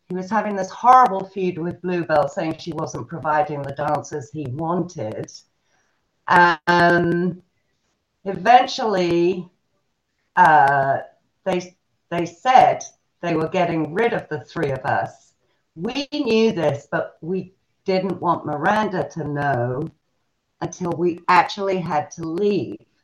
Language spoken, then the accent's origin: English; Selsey, South East England, United Kingdom; now in United States; England, in a very, very small little fishing village called Selsey Bill. And um, that's where I grew up